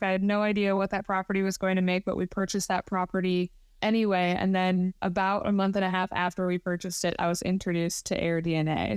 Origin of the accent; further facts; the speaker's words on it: Michigan, United States; moved away as an adult; also born or lived in Texas; Emily and I both were born and raised in Michigan